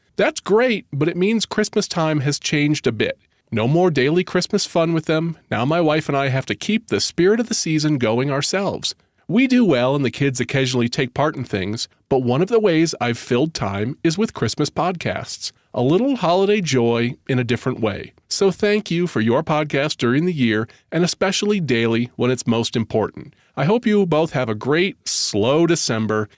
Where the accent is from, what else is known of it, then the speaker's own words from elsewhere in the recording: Connecticut, United States; I'm from Connecticut